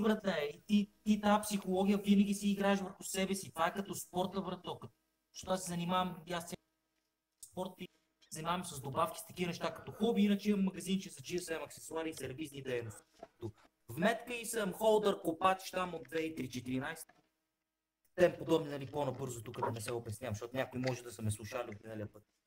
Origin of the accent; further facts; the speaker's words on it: Bulgaria; Ние сме българи, чисто като българи